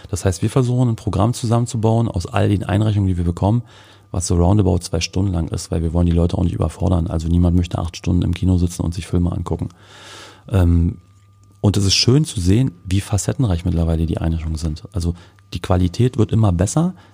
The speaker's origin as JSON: {"language": "German", "town": "Cottbus", "region": "Brandenburg", "country": "Germany", "said": "als Cottbusser nicht verstecken müssen, wenn wir aus unserer Stadt rauskommen und sagen müssen, ja, ich komme aus Cottbus, entschuldige bitte dass ich aus Cottbus komme."}